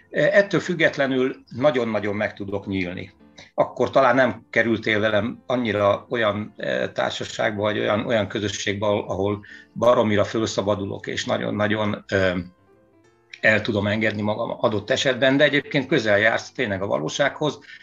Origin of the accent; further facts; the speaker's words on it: Veszprém, Veszprém County, Hungary; moved away as an adult; also born or lived in Hamburg, Germany; itt születtem